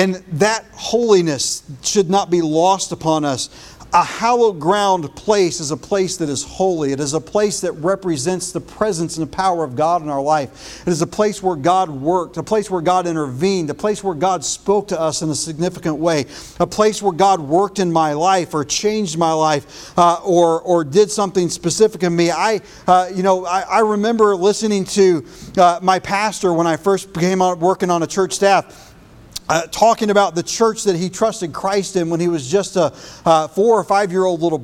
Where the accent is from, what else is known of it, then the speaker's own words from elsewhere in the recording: United States; also born or lived in Chattanooga, Tennessee; as an American